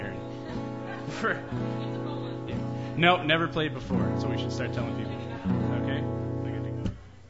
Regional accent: Newfoundland and Labrador, Canada; moved away as an adult; now in Leduc, Canada; I'm from Newfoundland, but I live in Leduc.

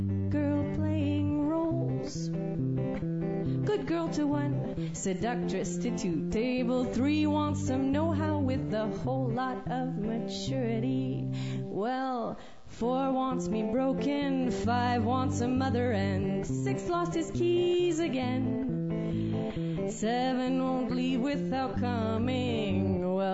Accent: Alberta, Canada; because I'm actually from Alberta. My mom's French from Saskatchewan, and somehow I managed to stay pretty French.

